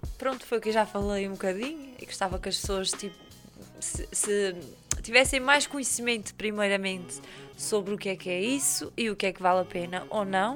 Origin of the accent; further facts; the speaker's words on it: São Mateus da Calheta, Azores, Portugal; sou de São Mateus, eu cresci com aquela peixaria